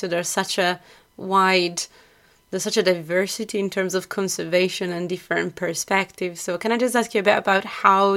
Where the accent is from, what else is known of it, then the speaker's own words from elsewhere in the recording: Italy; now in Scotland; I come from Italy